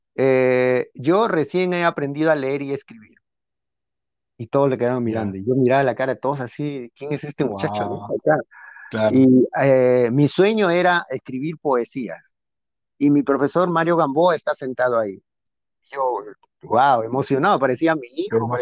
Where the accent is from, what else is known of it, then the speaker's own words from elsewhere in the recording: Peru; now in United States; como peruano